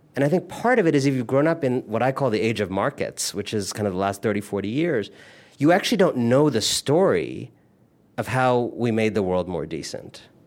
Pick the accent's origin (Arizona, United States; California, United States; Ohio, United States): Ohio, United States; Cleveland; moved away as an adult; also born or lived in India; now in Brooklyn, United States; born in Cleveland, but originally from India. My family is Indian